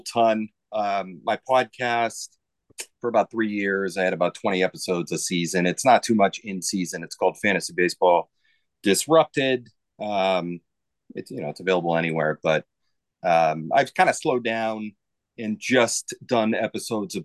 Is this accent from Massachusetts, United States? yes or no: yes; Massachusetts, United States; I'm from Massachusetts.